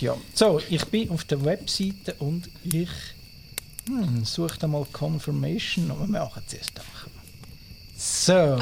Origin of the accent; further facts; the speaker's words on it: Switzerland; Bei uns in der Schweiz